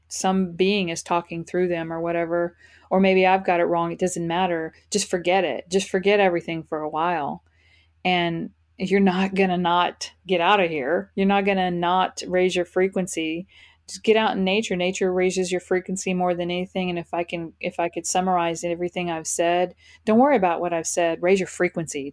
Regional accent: Fort Worth, Texas, United States; now in Florida, United States; moved to Fort Worth, Texas, where I am from

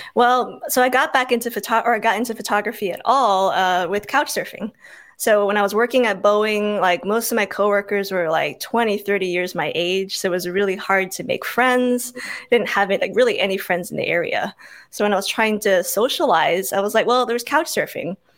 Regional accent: Oahu, Hawaii, United States; moved away as an adult; also born or lived in Tacoma, Washington; I grew up in Hawaii on the island of Oahu.

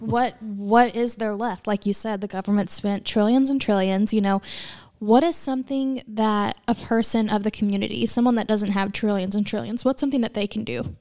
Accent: Southern Illinois, United States; I grew up in Southern Illinois

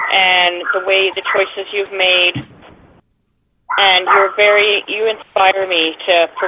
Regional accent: Canada; I'm Canadian

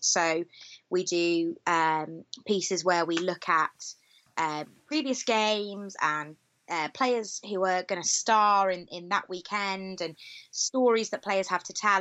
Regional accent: Cowbridge, Wales, United Kingdom; I'm from Cowbridge, which is in the Vale of Glamorgan

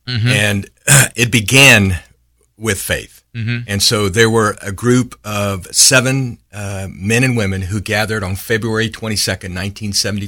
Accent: San Angelo, Texas, United States; moved away as an adult; now in Dallas, United States; born and raised in West Texas in San Angelo, got to the Metroplex in the mid-90s

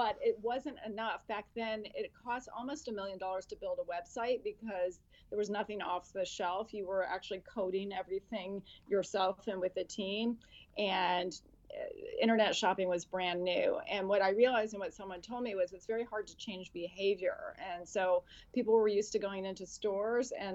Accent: California, United States; moved away; also born or lived in Boston / Washington, District of Columbia, United States; I grew up in California

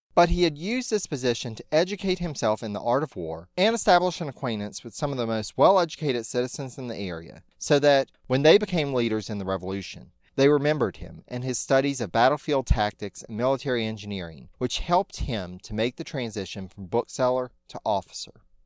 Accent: North Carolina, United States; a certain town in my home state of North Carolina

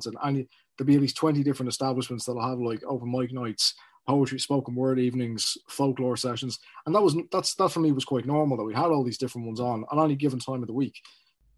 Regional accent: Ireland; As an Irishman

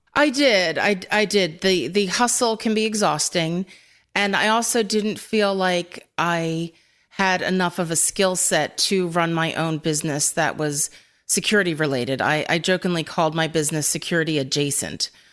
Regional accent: Philadelphia, Pennsylvania, United States; I'm from Philadelphia

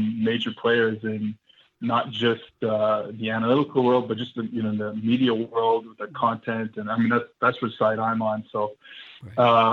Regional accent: New Orleans, Louisiana, United States; now in Montreal, Canada; I was born in New Orleans

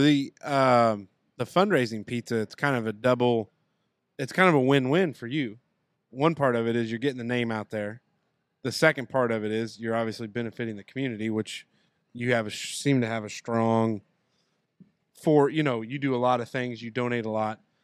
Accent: Southern Indiana, United States; we love Southern Indiana and we love our home

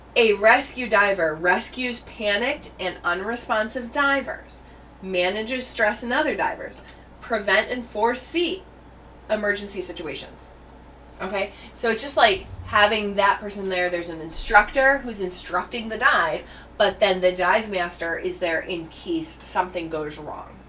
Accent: United States; I'm American

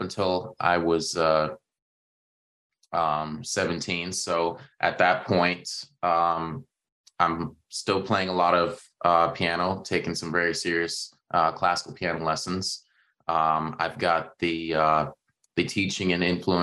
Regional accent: Toronto, Ontario, Canada; growing up in the Toronto area

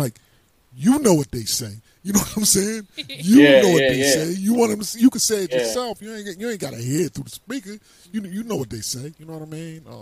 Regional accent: Atlantic City, New Jersey, United States; moved away; also born or lived in East Orange; I was from Atlantic City. I was down South Jersey

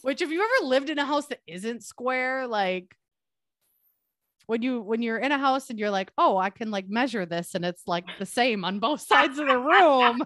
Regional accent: Milwaukee, Wisconsin, United States; moved away as an adult; also born or lived in Minneapolis; I grew up in Milwaukee

